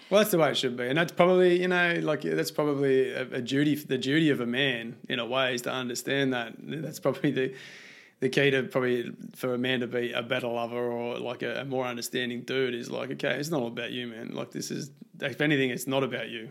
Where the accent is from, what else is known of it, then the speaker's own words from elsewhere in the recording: Australia; I grew up in Australia